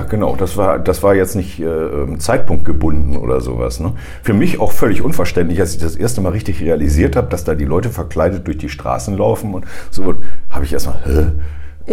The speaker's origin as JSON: {"language": "German", "region": "Northern Germany", "country": "Germany", "said": "Als Norddeutscher"}